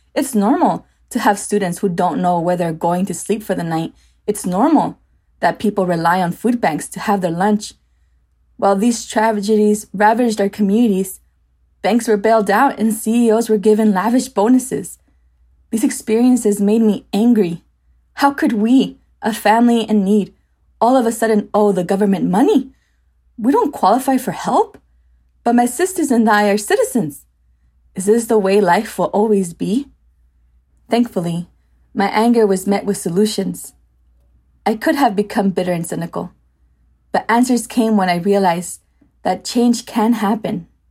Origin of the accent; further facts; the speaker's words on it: United States; I was born here in the States